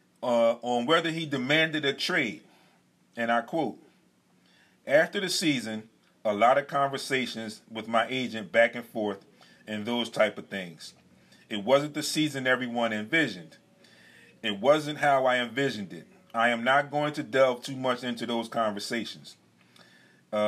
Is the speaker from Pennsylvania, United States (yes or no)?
yes; Philadelphia, Pennsylvania, United States; As a Philadelphian